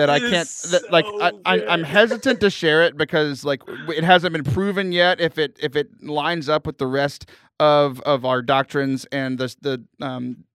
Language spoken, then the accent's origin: English; United States; I'm an American